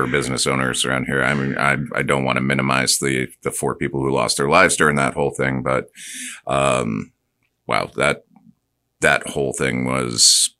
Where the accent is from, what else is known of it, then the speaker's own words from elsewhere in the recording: Clearwater, Florida, United States; I grew up in Clearwater.